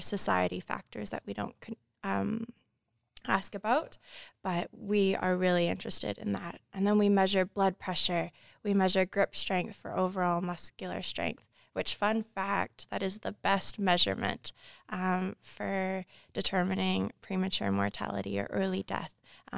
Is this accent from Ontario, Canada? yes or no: no; British Columbia, Canada; born there; now in Kamloops, Canada; I was born here in on Musqueam territory, but now reside on Tsikwatmekulu in Kamloops.